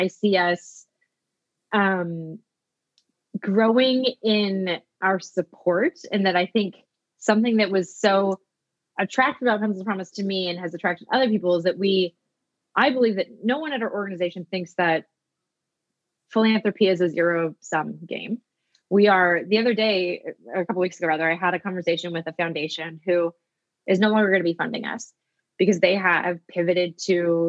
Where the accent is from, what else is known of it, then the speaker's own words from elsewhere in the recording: Pacific Northwest, United States; I'm from the Pacific Northwest.